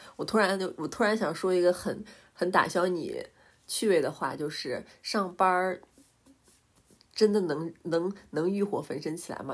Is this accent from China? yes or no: yes; Northeast China, China; 我们都是东北人